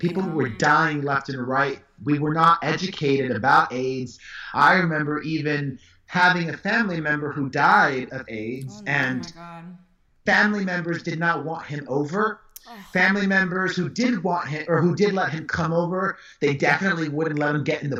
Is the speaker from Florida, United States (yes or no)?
yes; Hialeah, Florida, United States; also born or lived in Miami; Of course. I was born in Hialeah Hospital Thursday, March 23rd, 1978.